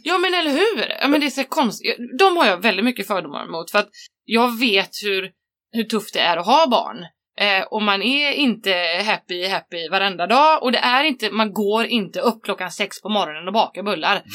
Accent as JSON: {"language": "Swedish", "town": "Varberg", "region": "Halland County", "country": "Sweden", "tie": "born or raised there", "said": "jag växte upp där"}